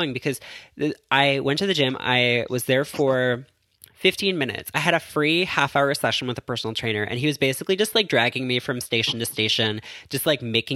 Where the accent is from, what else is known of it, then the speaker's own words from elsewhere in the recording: Toronto, Ontario, Canada; now in New York, United States; I'm in New York, but I am from Toronto.